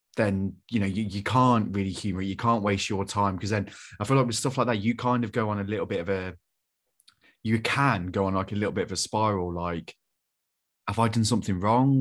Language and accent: English; Coventry, West Midlands, United Kingdom; I'm from Coventry